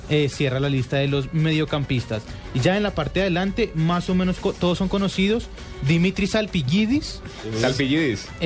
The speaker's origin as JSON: {"language": "Spanish", "town": "Ibagué", "region": "Tolima", "country": "Colombia", "moved": "yes", "lives_now": "Ioannina, Greece", "said": "Yo soy paisano de Ioannina, por allá en Grecia, y acá obviamente siempre saludo para Ibagué, para, ah, mi Tolima."}